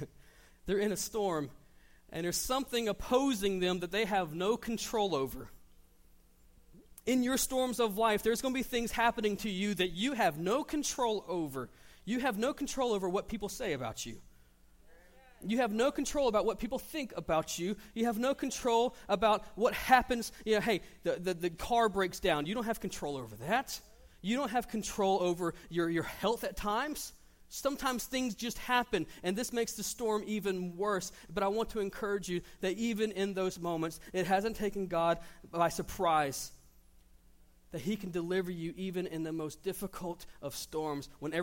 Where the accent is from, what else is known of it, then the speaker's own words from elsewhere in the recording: Panama City, Florida, United States; I came from Panama City, Florida. Fishing's a little different there than it is here.